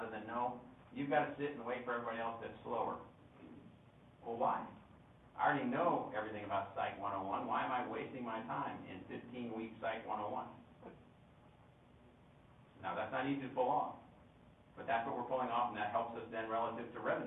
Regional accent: California, United States; I was born in California

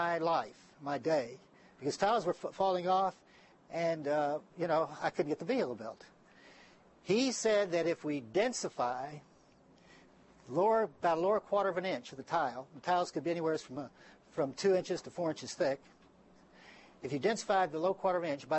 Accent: San Antonio, Texas, United States; moved away; my hometown is San Antonio, Texas.

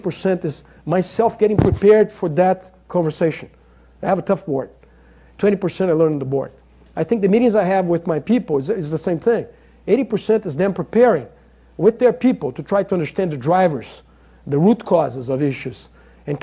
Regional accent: Brazil; I'm not American, I'm Brazilian

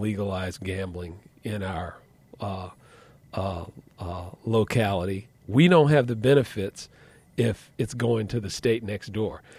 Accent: Washington, District of Columbia, United States; also born or lived in Oxford / New York area; now in New York, United States; I'm originally from Washington and, uh, the Washington area, I should say, born and raised in D C

